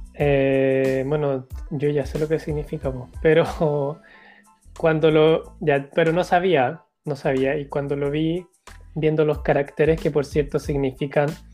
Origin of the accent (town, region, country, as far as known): Chile